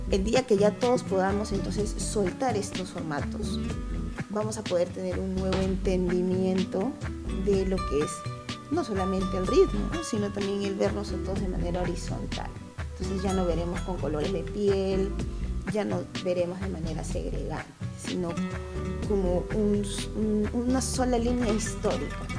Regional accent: Lima, Peru; somos limeños, limeños de pura cepa, como se dice en términos, término, limeños mazamorreros

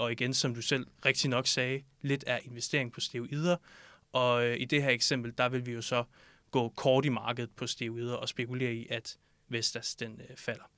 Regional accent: Southern Jutland, Southern Denmark, Denmark; moved away as an adult; now in Copenhagen, Denmark; så er jeg født og opvokset i Sønderjylland

